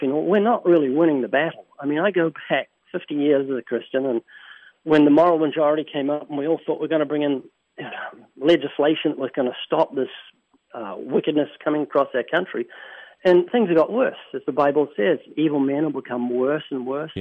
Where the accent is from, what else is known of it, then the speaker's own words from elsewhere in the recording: New Zealand; I'm from New Zealand